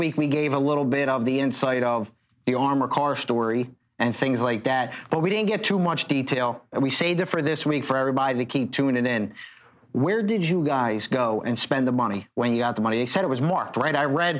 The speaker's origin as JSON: {"language": "English", "town": "Philadelphia", "region": "Pennsylvania", "country": "United States", "also_born_or_lived": "Florida", "moved": "as an adult", "said": "We came from Florida back to South Philly"}